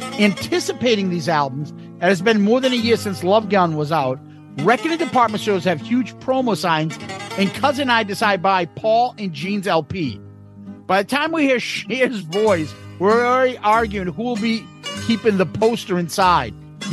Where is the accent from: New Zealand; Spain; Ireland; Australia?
Ireland; Dublin, Leinster; accent: Dublin; It sounds like you're slagging my Dublin accent.